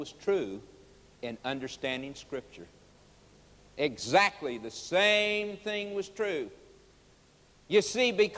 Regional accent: Oklahoma, United States; also born or lived in Chicago, Illinois; As a boy of 9 years of age, we moved from Chicago, Illinois, to Oklahoma. Moved out on the farm

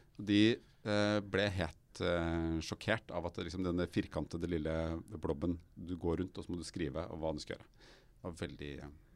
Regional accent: Røyken, Viken, Norway; jeg er oppvokst i Røyken

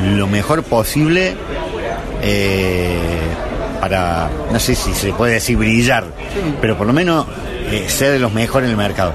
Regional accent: Córdoba, Argentina; como representante cordobés

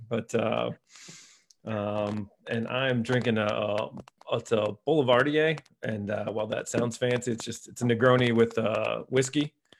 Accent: Lima, Ohio, United States; I grew up on the other side over in Lima.

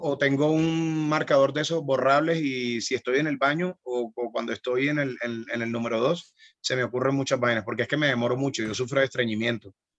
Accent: Barranquilla, Atlántico, Colombia; de la costa, de donde soy yo en Barranquilla

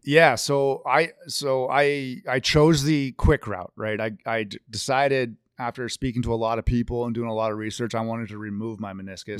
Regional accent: Victoria, British Columbia, Canada; also born or lived in Seattle; now in Colorado, United States; we never got Mariners games on T V growing up in Victoria

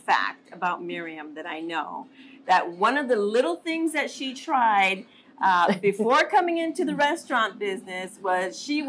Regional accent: Wahiawa, Hawaii, United States; I'm from Wahiwa, so I have been here multiple times.

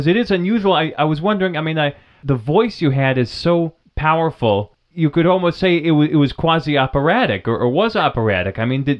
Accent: New Hampshire, United States; the local science museum in Vermont, across the river from where I grew up in New Hampshire

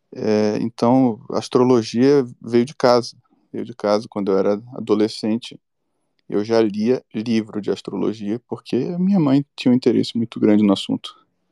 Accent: Bahia, Brazil; Eu sou baiano

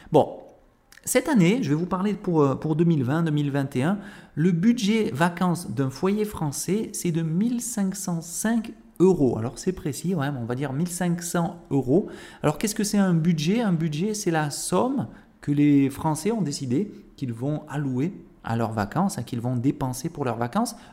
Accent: Avignon, Provence-Alpes-Côte d'Azur, France; born there; moi évidemment, je suis né à Avignon. Avignon, c'est le cœur de la Provence.

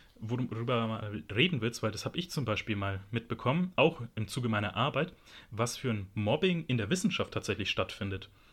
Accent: Germany; ich bin in Deutschland geboren, ich fühle mich auch als Deutscher

